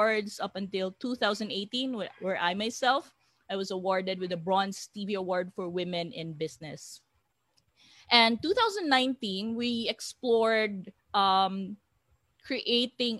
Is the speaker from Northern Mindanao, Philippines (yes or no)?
yes; Iligan, Northern Mindanao, Philippines; now in Cebu, Philippines; I'm from Iligan City.